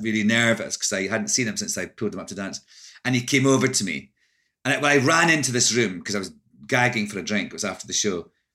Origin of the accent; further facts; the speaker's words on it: Scotland, United Kingdom; moved away as an adult; also born or lived in London; now in United States; I'm Scottish